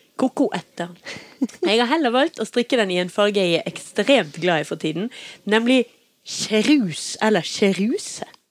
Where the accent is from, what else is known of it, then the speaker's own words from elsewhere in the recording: Oslo, Norway; also born or lived in Tromsø; now in Bergen, Norway; jeg er født i Tromsø, og jeg er oppvokst i Oslo